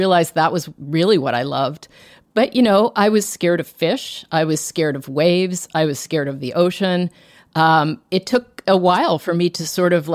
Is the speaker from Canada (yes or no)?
yes; Toronto, Ontario, Canada; I grew up in Toronto, in suburban Toronto